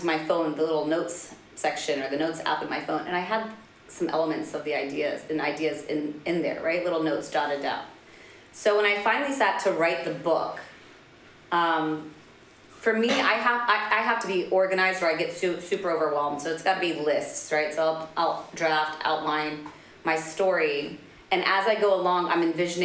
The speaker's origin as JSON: {"language": "English", "town": "Washington", "region": "District of Columbia", "country": "United States", "tie": "born or raised there", "also_born_or_lived": "Spain", "moved": "as an adult", "lives_now": "Dubai, United Arab Emirates", "said": "I'm Palestinian American, so born and raised right in the U.S. capital of Washington, D.C."}